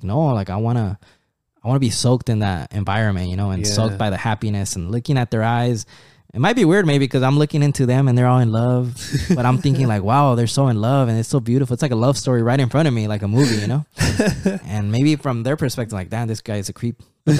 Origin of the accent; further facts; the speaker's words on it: Anaheim, California, United States; since then I've been here in the United States, growing up in Anaheim, Placencia, like that area.